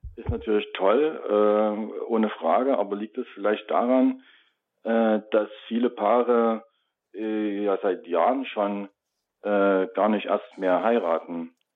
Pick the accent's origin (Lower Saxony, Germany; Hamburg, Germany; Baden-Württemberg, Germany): Baden-Württemberg, Germany; Stuttgart; in meiner Heimatstadt äh, Stuttgart